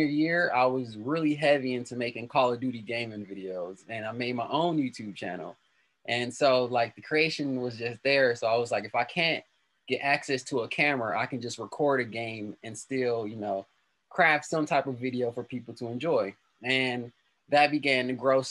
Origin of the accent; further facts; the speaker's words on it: Milwaukee, Wisconsin, United States; Milwaukee born and raised. I've only been here